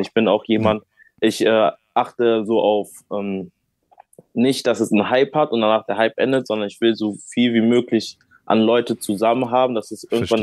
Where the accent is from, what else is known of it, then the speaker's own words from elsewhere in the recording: Bonn, North Rhine-Westphalia, Germany; also born or lived in Rheinbach; ich bin hier geboren, also in Bonn bin ich äh, geboren, bin auch hier okay. aufgewachsen